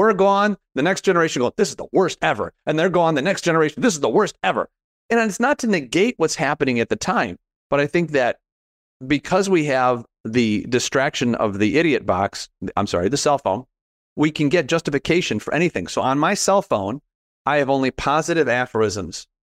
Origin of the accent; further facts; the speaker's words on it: Chicago, Illinois, United States; I'm from Chicago